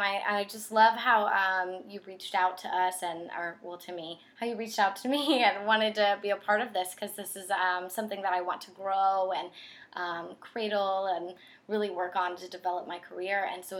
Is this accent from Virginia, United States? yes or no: yes; Hampton, Virginia, United States; also born or lived in Newport News; I was born in Newport News and raised in Hampton. We moved around a lot. So I went to 16 different schools. We moved up and down the East Coast.